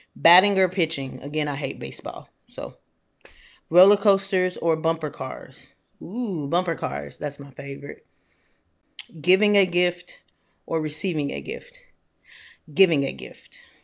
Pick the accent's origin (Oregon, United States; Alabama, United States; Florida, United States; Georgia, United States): Georgia, United States; Atlanta; also born or lived in Nashville / Louisville; now in Houston, United States; I'm from Atlanta. I've lived in Nashville. I lived in Louisville, and now I live in Houston